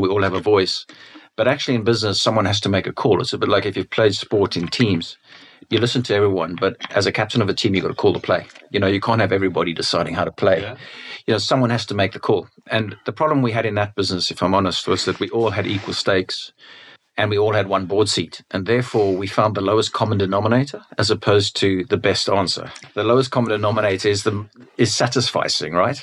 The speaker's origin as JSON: {"language": "English", "country": "South Africa", "said": "I'm a South African"}